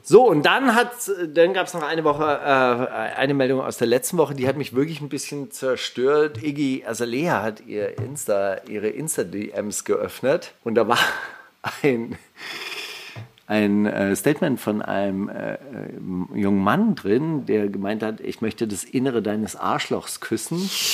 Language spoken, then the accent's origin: German; Stuttgart, Baden-Württemberg, Germany; bei uns in Stuttgart